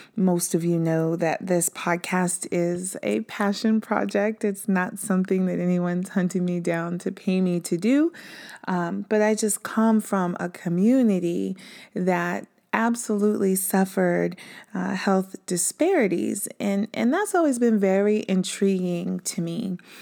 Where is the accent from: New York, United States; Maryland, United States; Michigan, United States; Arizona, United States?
Maryland, United States; Prince George's County; I was born in Prince George's County, Maryland